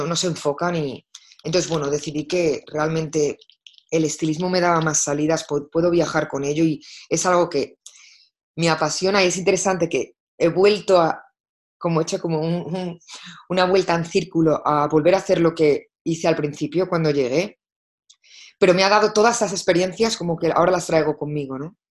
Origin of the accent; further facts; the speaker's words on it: Madrid, Community of Madrid, Spain; moved away as an adult; also born or lived in Barcelona; now in London, United Kingdom; Nací en Barcelona y crecí en Madrid y llevo trabajando y viviendo en Londres eh, desde hace 18 años.